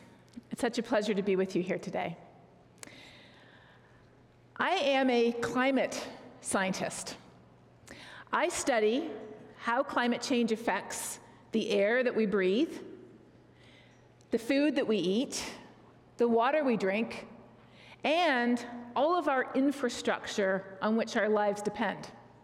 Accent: Colombia; also born or lived in Canada; I'm not in my home country of Canada. I'm in a different place, the country of Colombia, where we moved to when I was 9 years old, where my parents served as missionaries for a number of years.

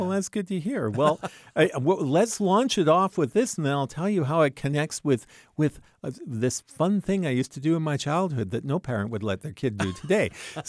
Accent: Vancouver, British Columbia, Canada; born there; also born or lived in Alberta; I was born in Vancouver, British Columbia. And then my dad kind of lost his job. His company went on strike forever, basically. And so finally, a relative said, hey, why don't you move out to the Canadian prairies?

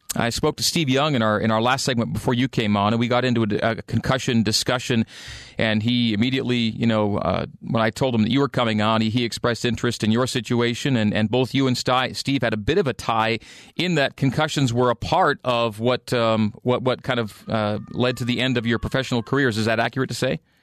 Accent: Canada; as a Canadian where I grew up

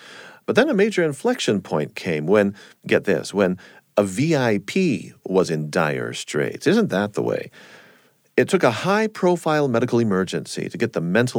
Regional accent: San Diego, California, United States; Well, I myself was just a four-year-old Navy brat growing up in San Diego, California.

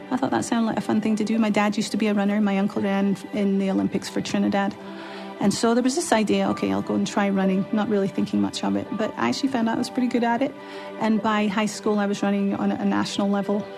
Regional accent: Glasgow, Scotland, United Kingdom; also born or lived in London; I was born in London. But a few months later, we moved up to Glasgow, to Scotland. And that's where I actually grew up

